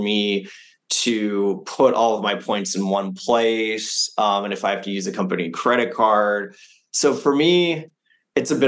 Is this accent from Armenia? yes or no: no; Canada; also born or lived in Japan / France; I'm French Canadian